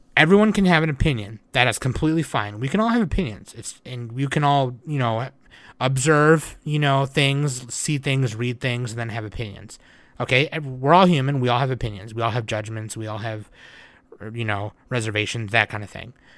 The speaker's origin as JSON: {"language": "English", "country": "United States", "said": "me being an American"}